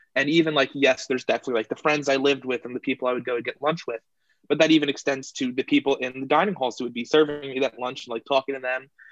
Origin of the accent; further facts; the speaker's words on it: Tabernacle, New Jersey, United States; am from Tabernacle, New Jersey, hidden away in the pine barrens of South Jersey.